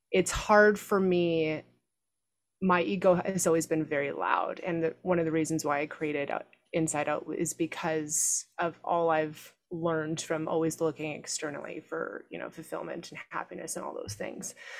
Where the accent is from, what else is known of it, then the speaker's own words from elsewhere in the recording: Canada; moved away; growing up in Canada